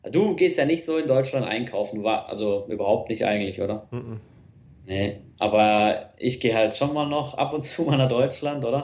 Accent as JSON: {"language": "German", "country": "Switzerland", "said": "als Schweizer sagt man ja, ich gehe jetzt ins Geschäft oder ich gehe ins Büro."}